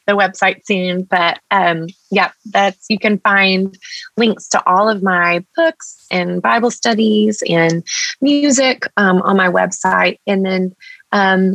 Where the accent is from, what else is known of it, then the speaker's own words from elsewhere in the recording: Texas, United States; Mexican. I'm a Texan